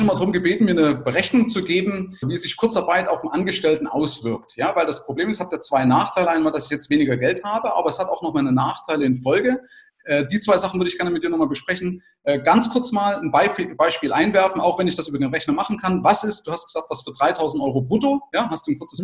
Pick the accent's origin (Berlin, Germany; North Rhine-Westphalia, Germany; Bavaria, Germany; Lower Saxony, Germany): Bavaria, Germany; bei uns in Bayern